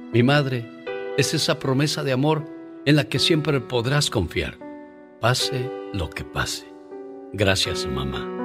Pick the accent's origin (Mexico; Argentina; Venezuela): Mexico; Baja California; Yo soy puro cachanilla, norteño de corazón.